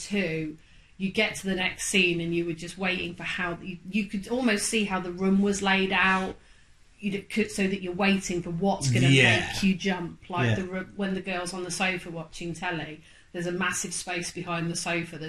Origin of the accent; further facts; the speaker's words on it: United Kingdom; we're British